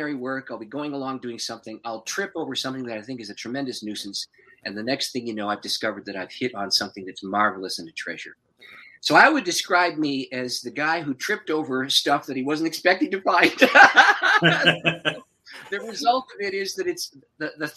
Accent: St. Catharines, Ontario, Canada; now in Windsor, Canada; I'm originally from St. Catharines, which is just north of Niagara Falls.

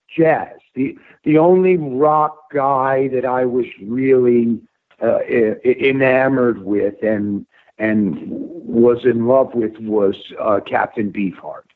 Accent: Westchester, New York, United States; I grew up in Westchester, just up from New York City.

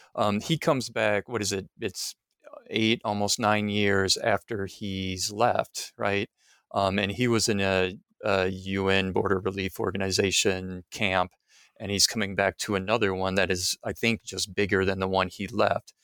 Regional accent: Midwest, United States; moved away; I'm from the Midwest, uh, United States

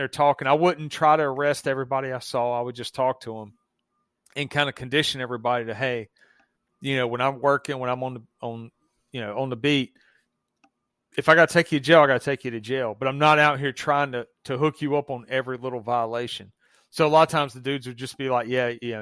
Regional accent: the South, United States; accent: Southern; obviously you can hear my accent. I'm in the South

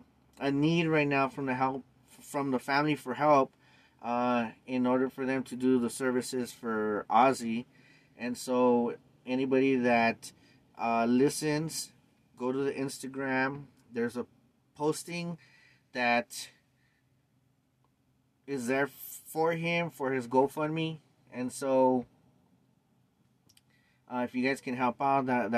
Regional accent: Los Angeles, California, United States; born and raised in East LA since 1975

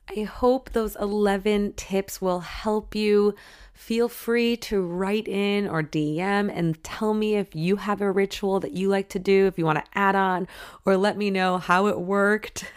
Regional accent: Michigan, United States; I grew up in Michigan

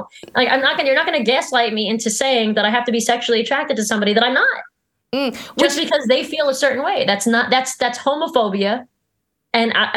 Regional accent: New York, United States; I'm a New Yorker

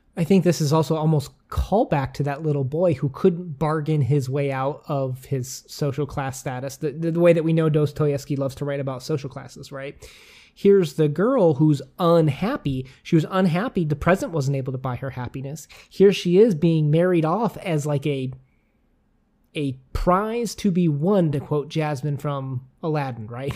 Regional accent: United States; we as an American

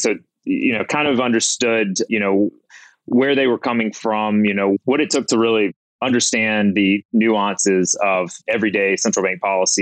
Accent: Mississippi, United States; moved away as an adult; now in New Orleans, United States; I'm from Mississippi

